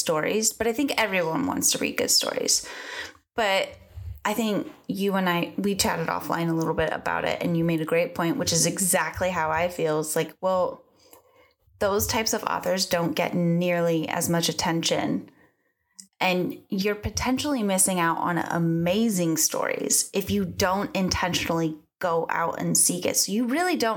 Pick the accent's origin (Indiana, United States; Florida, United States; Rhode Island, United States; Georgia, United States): Florida, United States; Northwest; moved away; I am in Northwest Florida.